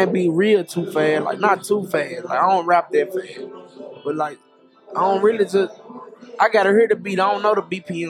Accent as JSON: {"language": "English", "town": "Memphis", "region": "Tennessee", "country": "United States", "said": "we come from Memphis"}